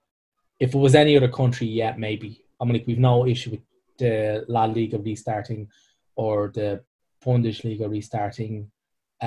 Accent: Ireland; we're all Irish.

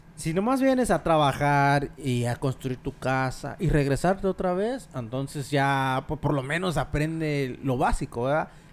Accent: Mexico; now in United States; como mexicano

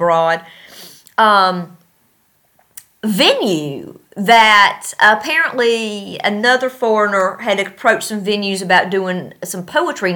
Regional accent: North Carolina, United States; moved away as an adult; now in Tashkent, Uzbekistan; I'm from North Carolina

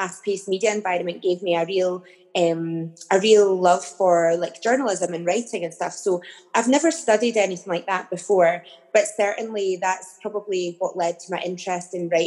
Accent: the Borders, Scotland, United Kingdom; I grew up in the Borders in a very small town

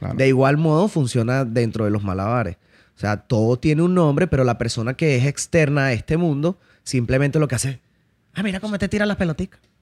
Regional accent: Caracas, Capital District, Venezuela; moved away; also born or lived in La Victoria, Venezuela; fui criado en la ciudad de Caracas, ¿ok? Este, luego de eso viajé a La Victoria. Parte de mi infancia también la viví en La Victoria, pero mayor parte de mi infancia fue, fue en Caracas

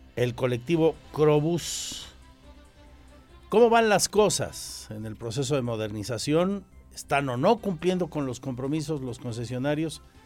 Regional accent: Querétaro, Mexico; Somos de Querétaro

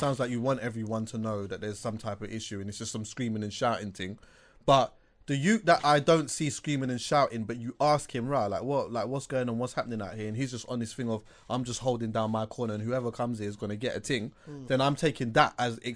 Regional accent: London, United Kingdom; I'm from West

